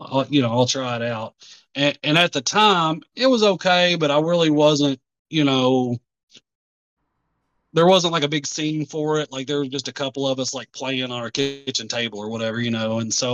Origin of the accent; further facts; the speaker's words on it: Tennessee, United States; born there; now in Kentucky, United States; cause I was born in Tennessee, lived there for part of my life, moved to Kentucky, lived there for part of my life, moved back to Tennessee, then moved back to Kentucky.